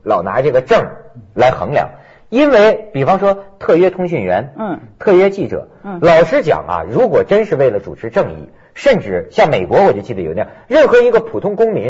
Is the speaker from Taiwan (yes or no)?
no; China; 我们大陆这边啊